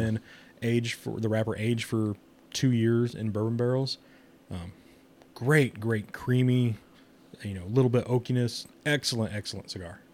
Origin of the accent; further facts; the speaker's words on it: Kansas City, United States; I'm from Kansas City